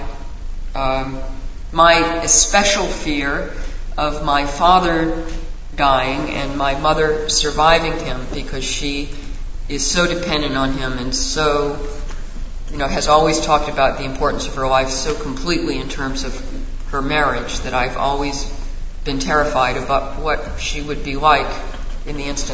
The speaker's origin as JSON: {"language": "English", "town": "Raleigh", "region": "North Carolina", "country": "United States", "tie": "born or raised there", "said": "the town where I grew up in Raleigh, North Carolina"}